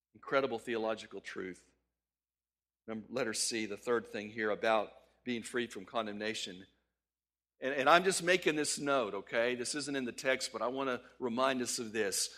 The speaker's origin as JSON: {"language": "English", "town": "El Paso", "region": "Texas", "country": "United States", "tie": "born or raised there", "moved": "yes", "said": "since I lived there in El Paso where I grew up."}